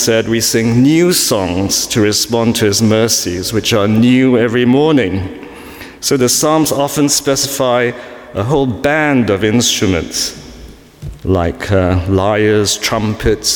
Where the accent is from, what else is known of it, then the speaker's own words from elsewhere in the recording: Singapore; now in London, United Kingdom; I was born in Singapore